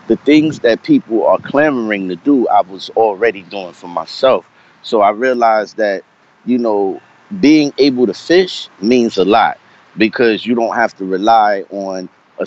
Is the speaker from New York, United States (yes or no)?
yes; New York City, New York, United States; now in Virginia, United States; I grew up in Brooklyn, the early part of my life. I was born in Brooklyn Hospital.